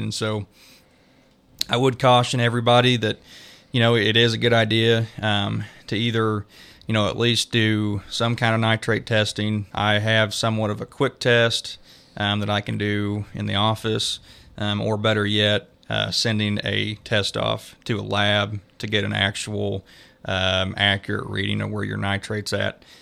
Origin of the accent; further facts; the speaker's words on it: Creighton, Missouri, United States; moved away as an adult; also born or lived in Stillwater, Oklahoma; now in Nevada, Missouri, United States; I grew up around Creighton, Missouri, uh, in Cass County